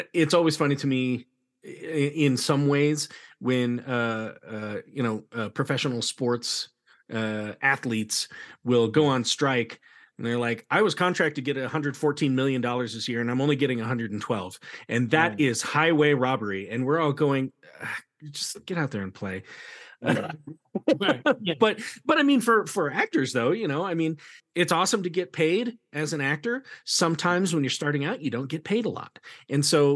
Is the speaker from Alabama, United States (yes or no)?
no; Sheridan, Wyoming, United States; I'm from Sheridan, Wyoming